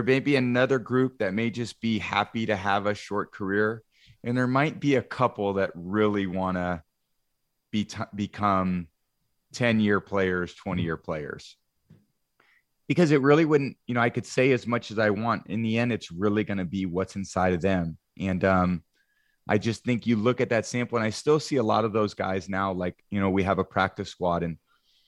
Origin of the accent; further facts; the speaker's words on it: the Bay Area, California, United States; I grew up in the Bay Area.